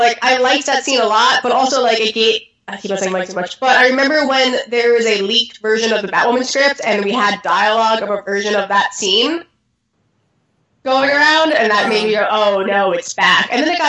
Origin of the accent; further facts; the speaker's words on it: New York, United States; even though I'm a New Yorker